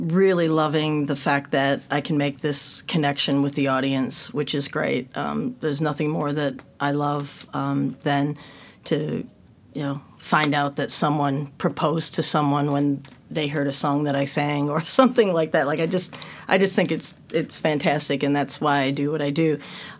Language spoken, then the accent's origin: English; north of Detroit, Michigan, United States; moved away as an adult; now in Melbourne, Australia; I was born and raised north of Detroit